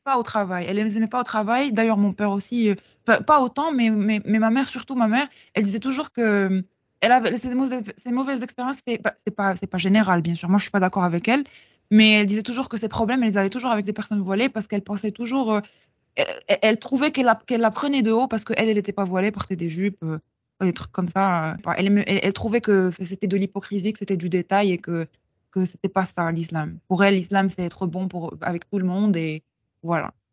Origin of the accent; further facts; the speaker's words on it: Casablanca, Casablanca-Settat, Morocco; je suis marocaine. je suis de Casablanca